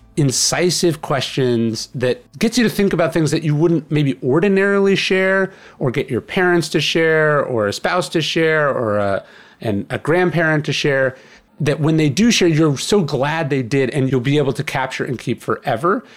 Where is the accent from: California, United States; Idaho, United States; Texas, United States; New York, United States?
California, United States; I grew up in California